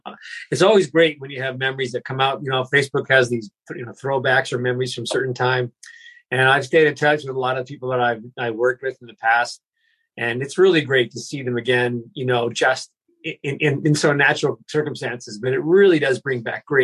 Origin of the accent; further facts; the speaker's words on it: Vancouver, British Columbia, Canada; also born or lived in Berkeley / Iowa / Houston; I grew up in Canada, Vancouver. Well, I grew up all over. We started in Berkeley, California, and then we moved to Iowa for 1 year, and then moved back, and then to Texas for a year, Houston, and then back.